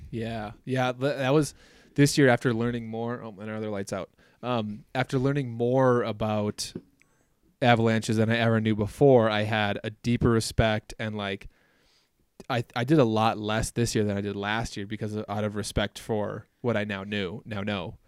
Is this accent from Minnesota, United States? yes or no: yes; Minnesota, United States; now in Wyoming, United States; growing up in Minnesota, everybody has cabins